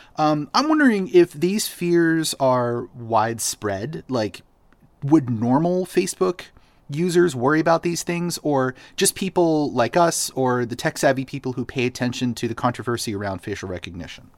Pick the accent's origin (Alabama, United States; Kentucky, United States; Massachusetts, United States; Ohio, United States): Massachusetts, United States; Boston; Boston, my hometown.